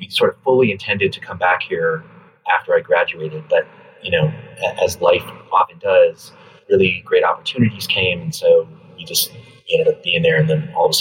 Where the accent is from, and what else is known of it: Colorado, United States; born or raised there; moved away as an adult; also born or lived in New York; now in Los Angeles, United States